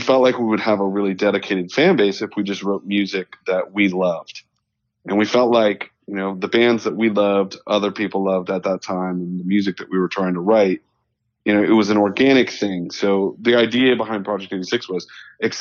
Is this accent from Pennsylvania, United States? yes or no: yes; Meadville, Pennsylvania, United States; I actually grew up in northwestern Pennsylvania in between Erie and Pittsburgh in a really small town called Meadville